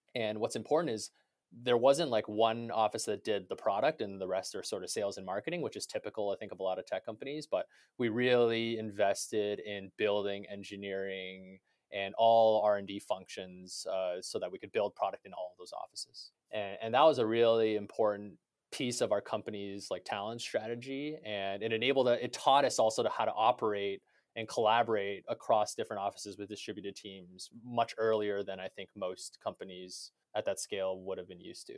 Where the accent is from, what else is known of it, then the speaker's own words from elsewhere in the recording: Canada; as a Canadian